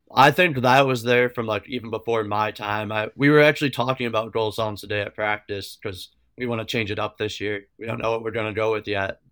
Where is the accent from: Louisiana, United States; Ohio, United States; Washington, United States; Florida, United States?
Ohio, United States; Avon; I played high school hockey at my hometown, Avon, Ohio